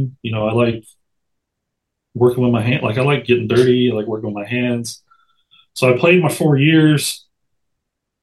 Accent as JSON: {"language": "English", "town": "Madison", "region": "Alabama", "country": "United States", "also_born_or_lived": "Wisconsin / Hoover, Alabama", "said": "I'm from Madison, where the Trash Pandas are now"}